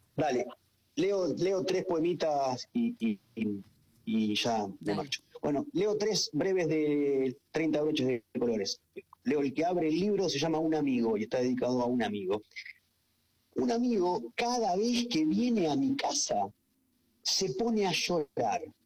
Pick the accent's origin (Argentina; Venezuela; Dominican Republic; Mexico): Argentina; Junín, Buenos Aires Province; also born or lived in Chacabuco